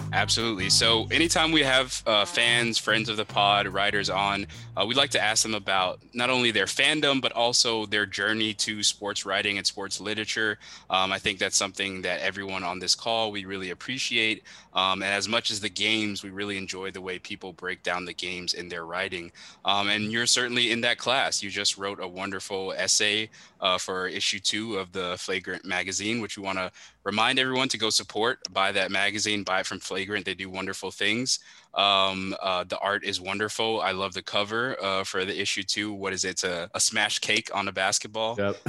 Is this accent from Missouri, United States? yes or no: no; Miami, Florida, United States; someone from Miami